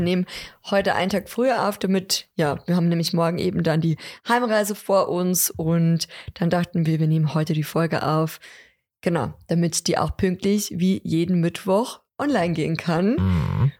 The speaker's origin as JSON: {"language": "German", "region": "Lower Bavaria", "country": "Germany", "said": "bei uns in Niederbayern, vielleicht auch sogar in Deckendorf oder Raum Deckendorf"}